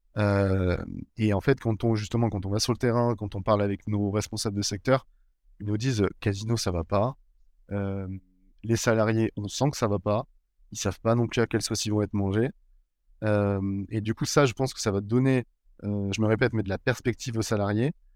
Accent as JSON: {"language": "French", "town": "Bordeaux", "region": "Nouvelle-Aquitaine", "country": "France", "tie": "born or raised there", "moved": "as an adult", "lives_now": "Lille, France", "said": "on m'a proposé de revenir sur ma ville natale et voilà là où j'avais toujours vécu sur Bordeaux"}